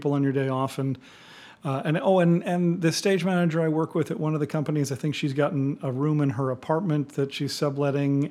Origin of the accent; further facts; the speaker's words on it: East Coast, United States; moved away as an adult; also born or lived in Milwaukee; I was from the East Coast